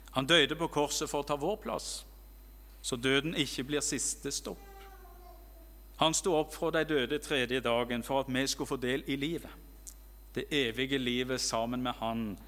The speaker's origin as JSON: {"language": "Norwegian", "region": "Rogaland", "country": "Norway", "said": "hjemme i Rogaland"}